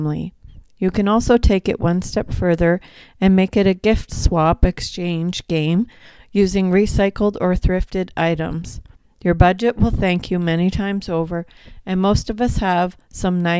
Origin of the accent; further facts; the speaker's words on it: Haliburton, Ontario, Canada; growing up in Haliburton